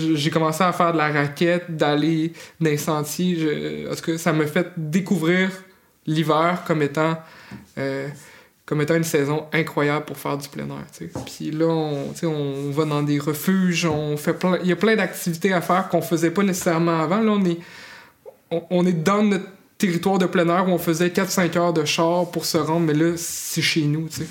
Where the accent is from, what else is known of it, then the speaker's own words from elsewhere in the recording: Saint-Augustin-de-Desmaures, Quebec, Canada; also born or lived in Magdalen Islands; now in Mont-Louis, Canada; je suis né à Québec, à Saint-Augustin-de-Desmaures